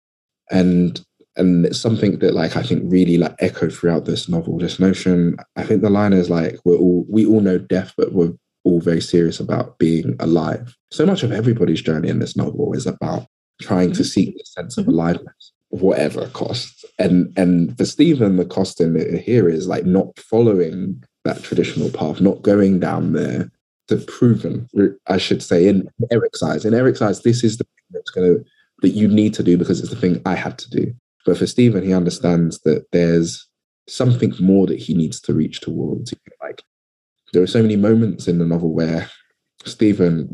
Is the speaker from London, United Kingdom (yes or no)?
yes; London, United Kingdom; I'm from London, but I'm really from Southeast London.